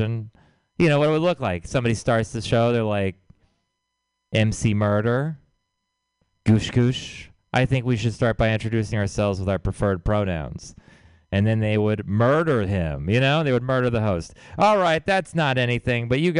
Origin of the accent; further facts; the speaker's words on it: Texas, United States; moved away; I'm from Texas